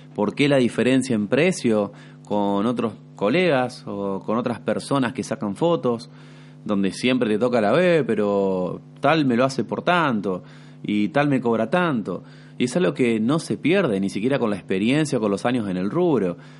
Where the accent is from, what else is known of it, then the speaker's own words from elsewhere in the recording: Santa Fe, Argentina; Yo encima acá que soy de Santa Fe